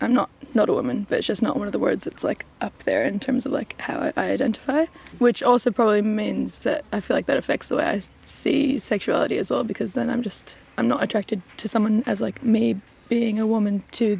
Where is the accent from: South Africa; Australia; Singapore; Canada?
Australia; also born or lived in United States; now in Wellington, New Zealand; Yeah, I've been in Wellington for like 12, coming up to 13 years now, and I was raised in Australia and America.